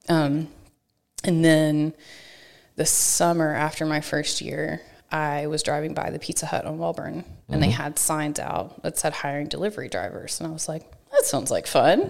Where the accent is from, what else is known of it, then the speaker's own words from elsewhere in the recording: Chandler, Texas, United States; now in College Station, United States; I grew up in East Texas